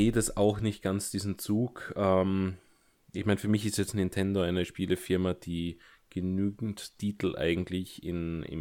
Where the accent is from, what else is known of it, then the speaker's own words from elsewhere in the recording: Germany; born there; Ich bin tatsächlich gebürtiger Deutscher.